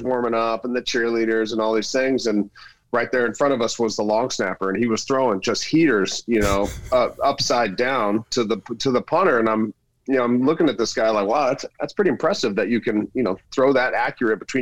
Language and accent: English; Riverside, California, United States; moved away as an adult; also born or lived in Sacramento / New England; growing up in Southern California